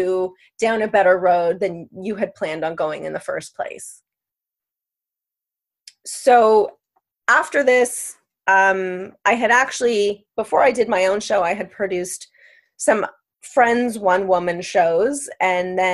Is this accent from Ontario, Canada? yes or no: yes; Maple, Ontario, Canada; also born or lived in New York City / Los Angeles; now in Toronto, Canada; I'm born and raised in Maple, Ontario